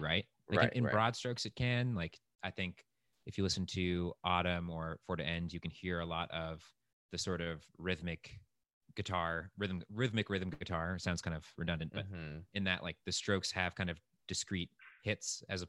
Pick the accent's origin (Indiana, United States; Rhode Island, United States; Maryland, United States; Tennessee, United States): Rhode Island, United States; we're both from Rhode Island and went to high school together